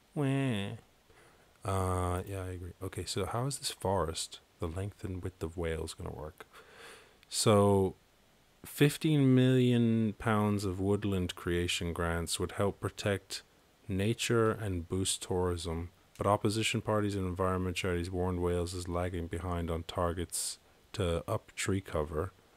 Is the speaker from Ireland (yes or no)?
yes; Ireland; I was born in Ireland